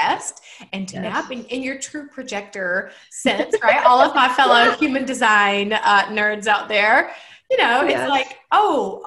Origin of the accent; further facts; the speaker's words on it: Georgia, United States; accent: Southern; I live in Georgia and I do have a Southern accent.